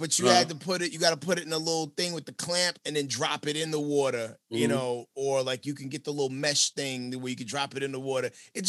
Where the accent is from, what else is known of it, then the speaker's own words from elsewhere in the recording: New York, United States; moved away; So I'm originally from New York, right? But I'm a citizen of the world, right? So like, I mean, like I have joint custody in multiple states, but New York is where I got my, like my life skills training.